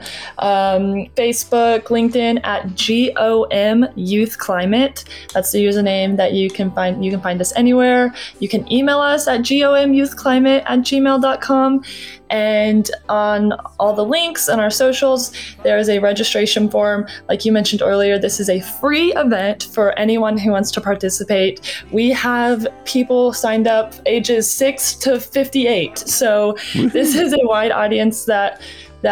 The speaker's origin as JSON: {"language": "English", "region": "Texas", "country": "United States", "said": "we are from Texas"}